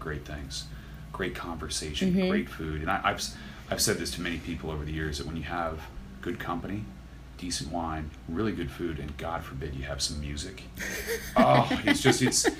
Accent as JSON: {"language": "English", "area": "East Bay, Bay Area", "region": "California", "country": "United States", "tie": "born or raised there", "also_born_or_lived": "Sonoma County, California", "said": "I grew up in the East Bay, in the Bay Area"}